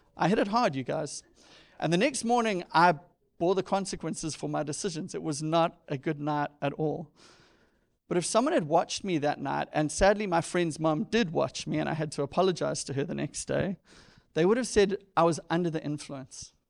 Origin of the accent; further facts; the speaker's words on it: South Africa; moved away; growing up in South Africa, I had three or four T V channels